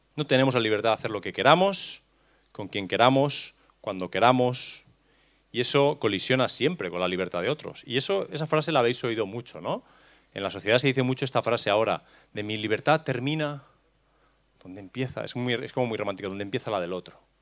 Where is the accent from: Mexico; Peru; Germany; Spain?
Spain; Catalonia; No tengo libertad para elegir mi lugar de nacimiento. Cachi, soy catalán